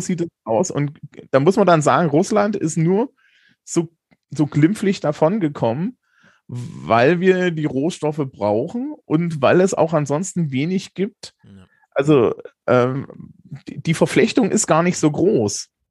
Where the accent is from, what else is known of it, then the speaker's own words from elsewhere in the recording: East Germany, Germany; ich bin 40 und in der DDR geboren